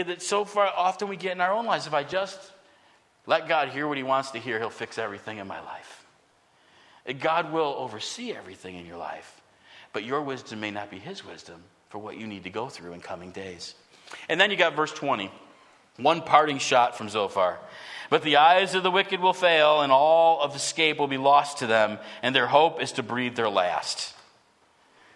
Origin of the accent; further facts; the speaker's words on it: United States; I love what it means to be an American